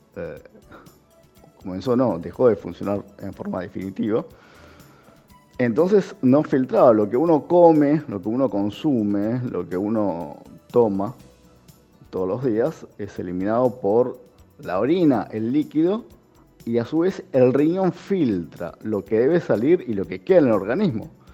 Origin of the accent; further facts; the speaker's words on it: Argentina; soy argentino, tengo 44 años